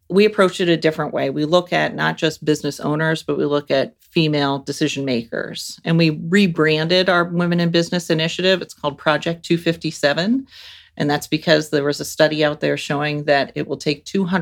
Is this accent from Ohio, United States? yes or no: yes; Central Ohio, United States; I grew up here in Central Ohio